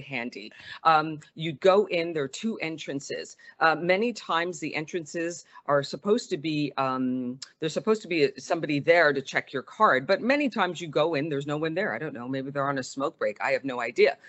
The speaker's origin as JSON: {"language": "English", "town": "Montreal", "region": "Quebec", "country": "Canada", "tie": "born or raised there", "moved": "as an adult", "lives_now": "United States", "said": "growing up in Montreal, uh, running track"}